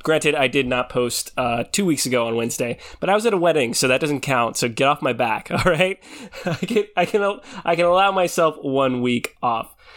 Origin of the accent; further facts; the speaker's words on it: Philippines; I'm Filipino